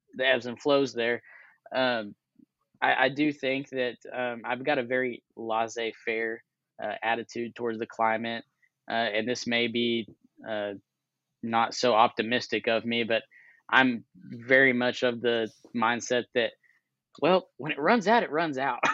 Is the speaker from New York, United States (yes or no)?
no; Texas, United States; I'm a Texan too